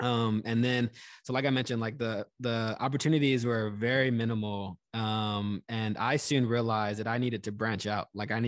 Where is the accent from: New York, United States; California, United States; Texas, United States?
Texas, United States; moved away as an adult; I grew up in Texas, went to school out of state.